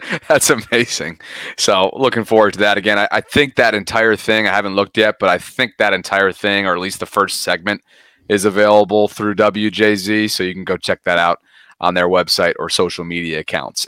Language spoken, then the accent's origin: English; Albany, New York, United States; moved away; my hometown of Albany, New York